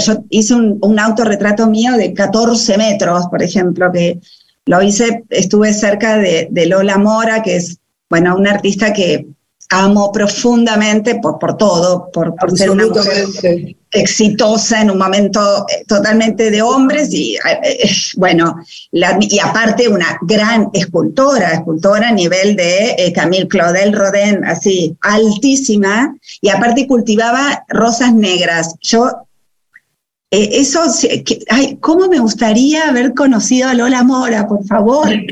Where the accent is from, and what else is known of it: Buenos Aires, Argentina; born or raised there